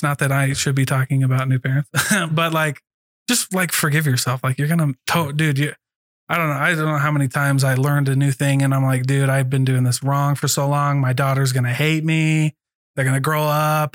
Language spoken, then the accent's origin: English; Iowa, United States; I'm from Iowa.